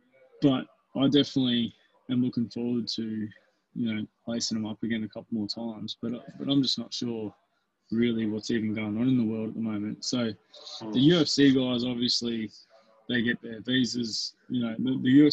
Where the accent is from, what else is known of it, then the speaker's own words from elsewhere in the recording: Albury, New South Wales, Australia; moved away; my hometown in Albury